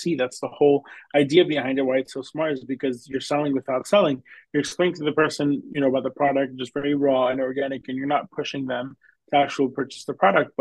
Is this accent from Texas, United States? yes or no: no; Long Island, New York, United States; I am a New York guy. I grew up in Long Island